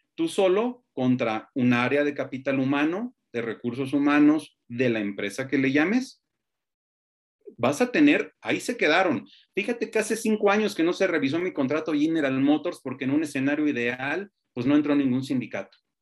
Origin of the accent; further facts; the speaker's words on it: Mexico; cuando en México nos vanagloriamos de milenios de historia